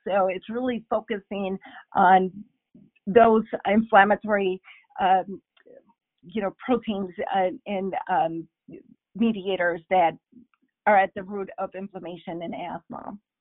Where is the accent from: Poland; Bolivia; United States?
Bolivia; first language Spanish; English is a second language; moved away; I'm originally from Bolivia, so perhaps you heard some of my accent along the way